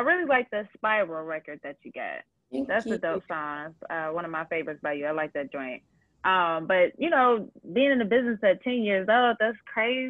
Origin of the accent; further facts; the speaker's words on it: Ohio, United States; now in Atlanta, United States; I'm actually born and raised in Ohio, but I live in Atlanta